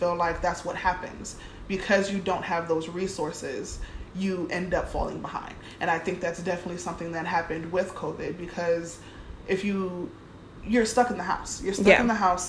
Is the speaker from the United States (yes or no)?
yes; Cleveland, Ohio, United States; I grew up in Cleveland, Ohio